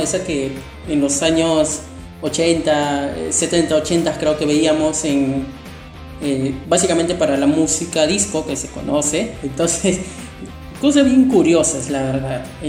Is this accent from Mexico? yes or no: no; Peru; mi país Perú